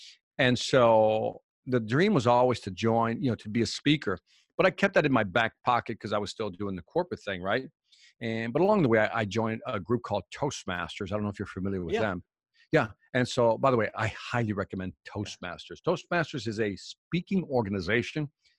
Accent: Chicago, Illinois, United States; Oh, but I'm from Chicago, so that was just music in the background to me.

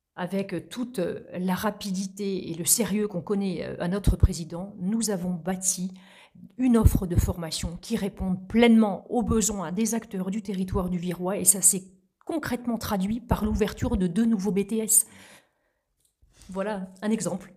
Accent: La Graverie, Normandy, France; also born or lived in Vire; Je suis née à Vire, donc euh, capitale du bocage virois. J'ai grandi à la Graverie, à quelques kilomètres de Vire

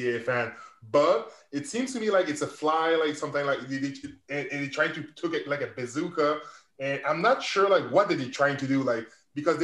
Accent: Canada; I'm a Canadian

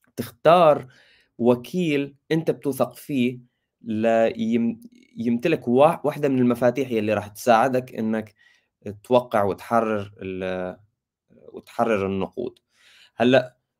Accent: Syria; انا سوري

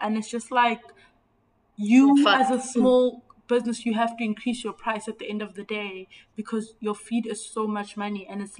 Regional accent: South Africa; Being South African is a lot.

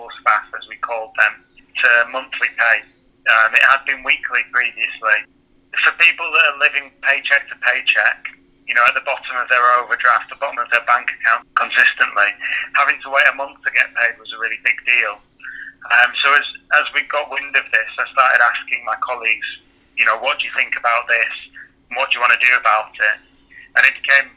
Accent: Manchester, North West England, United Kingdom; also born or lived in Sheffield; I'm from Manchester

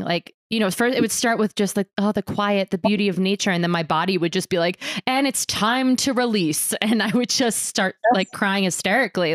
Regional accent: New York City, New York, United States; now in Boulder, United States; I was born in New York City and used to like like brag that like those sounds would lull me to sleep.

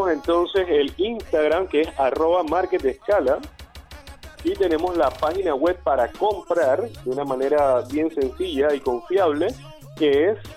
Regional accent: Panama; ya tenemos casi cinco meses en el mercado panameño, somos panameños todos

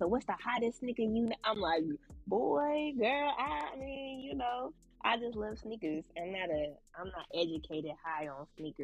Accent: Central Valley, California, United States; moved away as an adult; also born or lived in San Francisco Bay Area; now in Los Angeles, United States; the Central Valley raised me, you know, I was born in the Bay, but since, you know, the Valley raised me

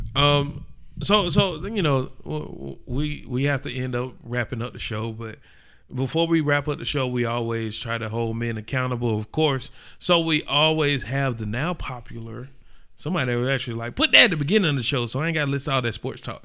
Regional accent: Atlanta, Georgia, United States; We come from Atlanta.

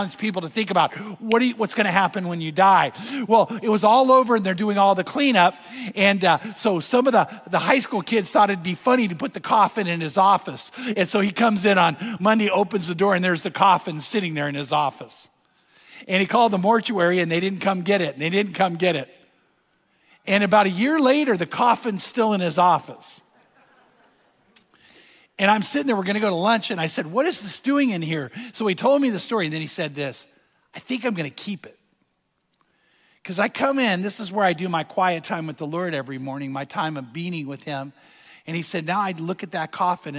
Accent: Corona, California, United States; Corona's my hometown.

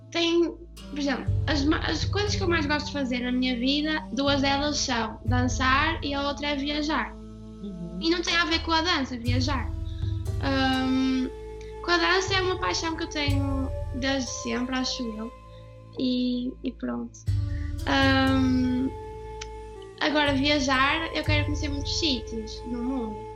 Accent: Brazil; now in Portugal; eu moro aqui há mais tempo do que eu morei no Brasil, mas eu cá no fundo eu não sou portuguesa, eu sou brasileira, tenho muito orgulho de ser brasileira e nunca vou deixar de ser.

